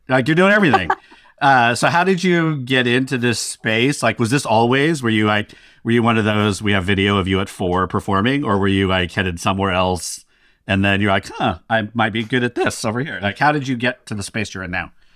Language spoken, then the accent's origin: English; Sacramento, California, United States; also born or lived in Stockton, California; Sacramento and Stockton are my hometowns.